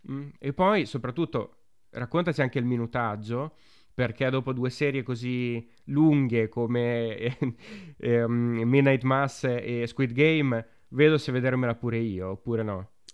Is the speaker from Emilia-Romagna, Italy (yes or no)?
yes; Romagna / Emilia-Romagna, Italy; noi che siamo romagnoli o emiliano-romagnoli